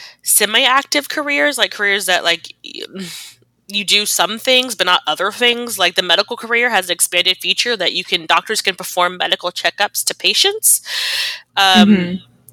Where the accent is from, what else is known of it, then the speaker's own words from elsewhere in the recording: United States; I'm American